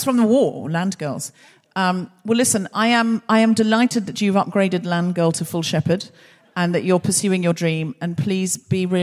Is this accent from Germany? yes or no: no; Australia; I'm from Australia